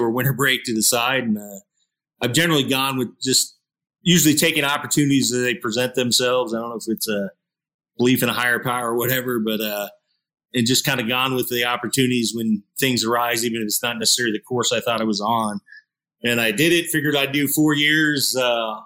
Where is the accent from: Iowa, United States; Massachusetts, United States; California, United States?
Iowa, United States; moved away; I grew up in Iowa